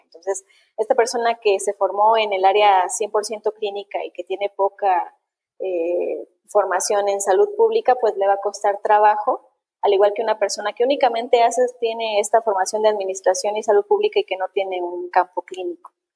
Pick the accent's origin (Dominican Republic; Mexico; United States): Mexico; a millones de mexicanos también nos pasa esto